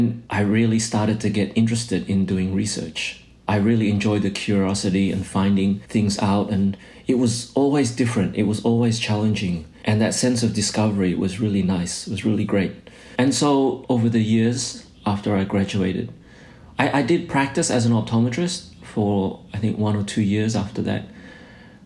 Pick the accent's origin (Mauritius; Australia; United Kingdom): Australia; moved away as an adult; also born or lived in Indonesia / New Zealand; now in Boston, United States; I was born in Indonesia. Our family migrated to Australia when I was a kid because my parents wanted, you know, us to have a better life, to have a better education. And so I pretty much grew up in Australia